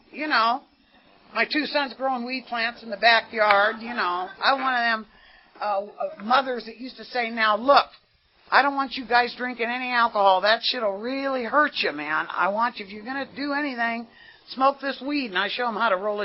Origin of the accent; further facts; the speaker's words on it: San Jose, California, United States; now in Carson City, United States; I was born in San Jose, California, to, like I say, Italian Catholic parents